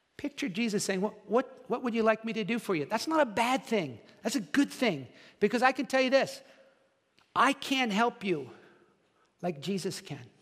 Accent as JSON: {"language": "English", "region": "New Jersey", "country": "United States", "also_born_or_lived": "Dallas, Texas / Deptford, New Jersey", "said": "I'm from New Jersey"}